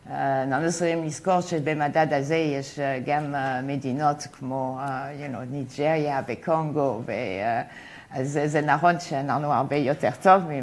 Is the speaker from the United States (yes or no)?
yes; United States; Hebrew is a second language; moved away as an adult; now in Israel; אני הייתי עדיין uh, כמעט עולה חדשה. באתי אה, מארצות הברית, אה, איפה הייתי אה, תלמידה מן אוסטריאן אקונומיקס, שזה באמת ליברטריאן, והגעתי לישראל והייתי קצת מופתע.